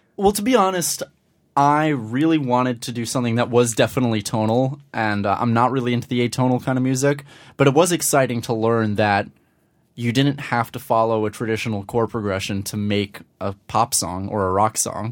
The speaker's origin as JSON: {"language": "English", "town": "Scarsdale", "region": "New York", "country": "United States", "tie": "born or raised there", "also_born_or_lived": "Manhattan, New York", "said": "I'm originally from Manhattan, the Upper West Side. But when I was just shy of six, my family moved up to Scarsdale in Westchester"}